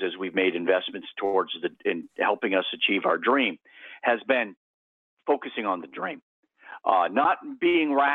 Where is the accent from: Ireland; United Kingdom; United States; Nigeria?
United States; Maine; I grew up in Maine